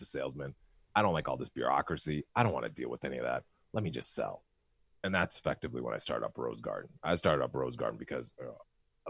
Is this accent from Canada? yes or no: yes; Canada; I'm a Canadian descent.